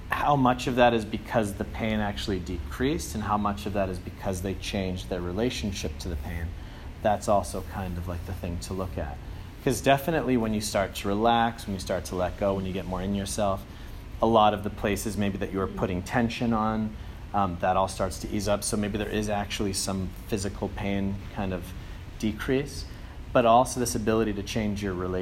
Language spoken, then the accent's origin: English; Andover, Massachusetts, United States; moved away as an adult; also born or lived in Germany; I'm from Andover, Mass, so the Boston area